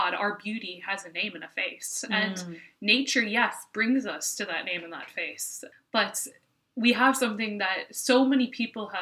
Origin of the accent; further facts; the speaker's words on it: United States; now in Ireland; I am an American, but I do live here